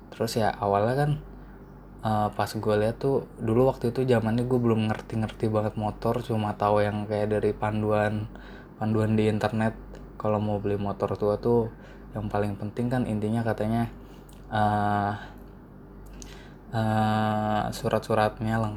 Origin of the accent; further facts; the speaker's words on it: Karawang, West Java, Indonesia; plat nomornya itu T As Karawang kan gue juga asal Karawang